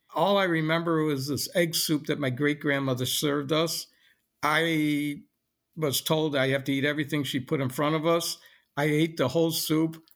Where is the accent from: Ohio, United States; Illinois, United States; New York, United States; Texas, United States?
Illinois, United States; Lincolnwood; also born or lived in Chicago; I was born in Chicago and never really left Chicago. I grew up in Lincolnwood, Illinois, which is a suburb of Chicago